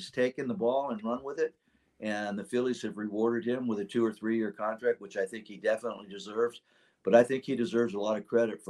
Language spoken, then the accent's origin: English; Sacramento, California, United States; I know Dusty, we grew up together in Sacramento